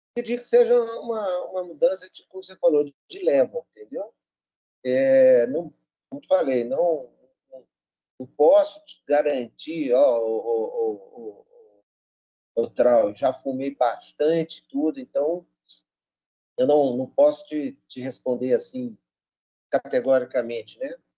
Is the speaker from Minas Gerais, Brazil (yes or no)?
yes; Belo Horizonte, Minas Gerais, Brazil; Eu sou de Belo Horizonte